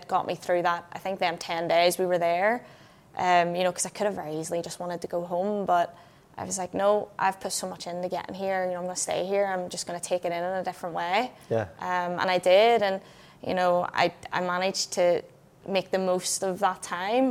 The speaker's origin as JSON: {"language": "English", "area": "a small town near Belfast", "region": "Northern Ireland", "country": "United Kingdom", "said": "I'm from a small town in the middle of nowhere. You know, it's, no one's even heard of it. You know, I go across to England and people are like, where are you from? And I'm like, oh, do you know Belfast? I'm kind of near there"}